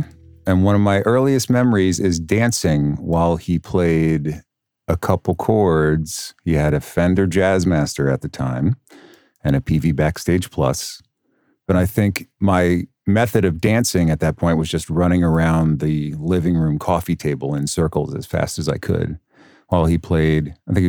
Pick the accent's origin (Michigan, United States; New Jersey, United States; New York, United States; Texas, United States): New York, United States; Hopewell Junction; Hopewell Junction, New York, which is a wonderful town of cul-de-sacs and Dunkin' Donuts. It's in the Hudson Valley. It's about a half hour outside of Poughkeepsie.